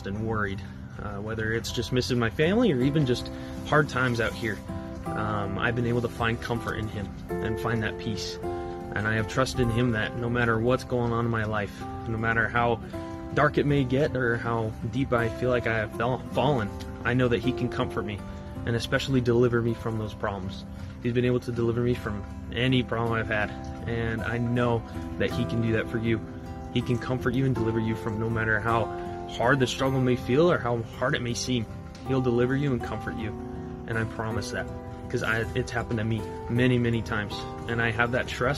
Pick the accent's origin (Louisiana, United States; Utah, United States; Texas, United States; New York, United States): Utah, United States; moved away as an adult; now in Omaha, United States; I'm from Manoway, Utah